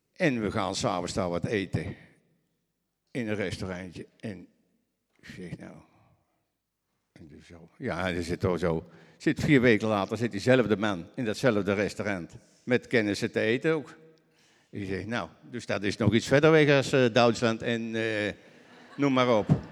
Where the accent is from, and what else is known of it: Netherlands